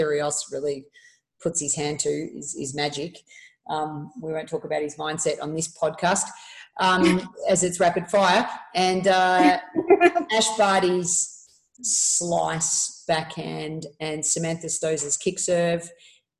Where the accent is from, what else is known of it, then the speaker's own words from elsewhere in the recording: Melbourne, Victoria, Australia; moved away as an adult; also born or lived in Murfreesboro, Tennessee; going from, you know, from Melbourne, Australia to Murfreesboro, Tennessee, playing at MTSU